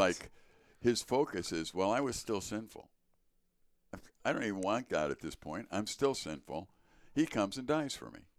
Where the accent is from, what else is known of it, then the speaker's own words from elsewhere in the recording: Chicago, Illinois, United States; now in Wisconsin, United States; born in Chicago